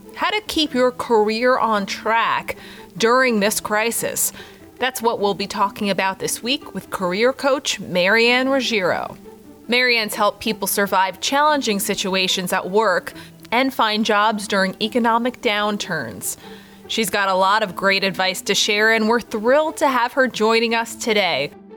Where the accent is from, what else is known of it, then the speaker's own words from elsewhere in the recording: New York, United States; being a New Yorker